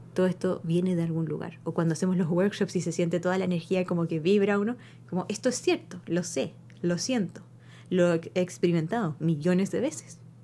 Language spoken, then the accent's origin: Spanish; Chile; now in United States; yo crecí en Chile